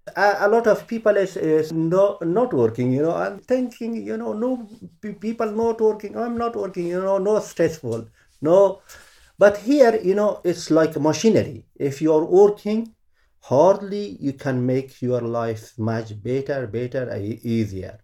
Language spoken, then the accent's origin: English; Kabul, Afghanistan; accent: Afghan; English is a second language; moved away as an adult; now in London, United Kingdom; is a place which is I'm born